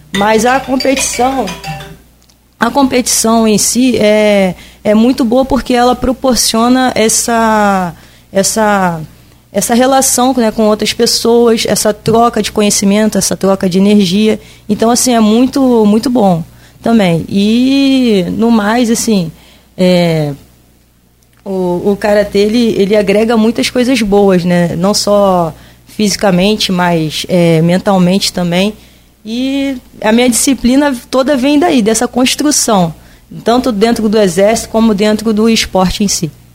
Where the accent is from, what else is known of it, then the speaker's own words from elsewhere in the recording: Rio de Janeiro, Brazil; moved away as an adult; also born or lived in São Luís; now in Campos dos Goytacazes, Brazil; eu sou carioca